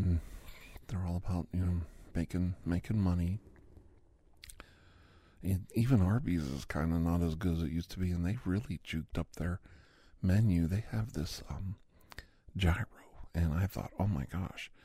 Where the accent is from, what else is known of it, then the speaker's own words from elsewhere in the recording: Campbell, Ohio, United States; also born or lived in Youngstown, Ohio; I grew up around Greek communities in Youngstown in Campbell, Ohio